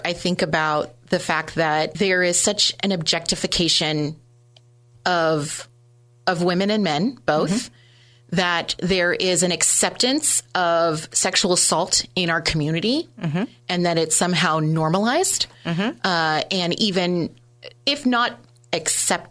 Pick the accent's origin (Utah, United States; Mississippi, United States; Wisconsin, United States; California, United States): California, United States; San Jose; also born or lived in Monterey Bay; I grew up in San Jose